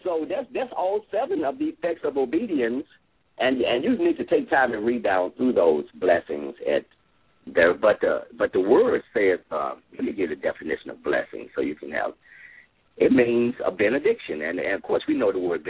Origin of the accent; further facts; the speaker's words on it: Memphis, Tennessee, United States; growing up in Whitehaven. My parents had a garden in the backyard